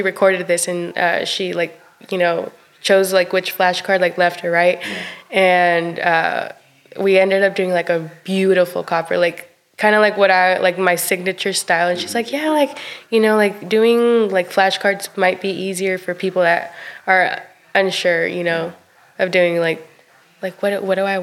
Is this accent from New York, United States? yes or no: no; Stratford, Texas, United States; moved away as an adult; also born or lived in Cuauhtémoc, Chihuahua, Mexico; now in Sherwood, United States; I'm from Stratford, Texas.